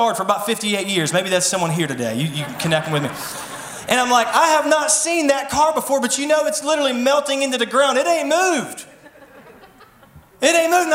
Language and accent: English; Mason, West Virginia, United States; I was born and raised in Mason, West Virginia, so I know every back road